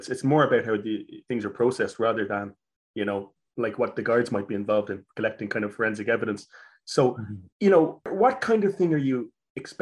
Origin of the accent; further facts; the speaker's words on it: Dublin, Leinster, Ireland; where I grew up in Rathfarnham